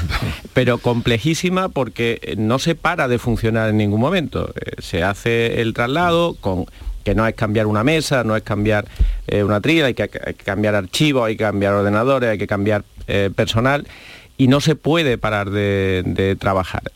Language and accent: Spanish; Andalusia, Spain; como andaluz me siento muy orgulloso